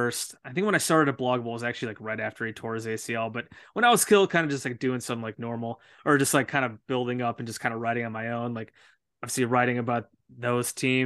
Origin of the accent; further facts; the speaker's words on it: Chicago suburbs, Illinois, United States; I grew up in Chicago suburbs.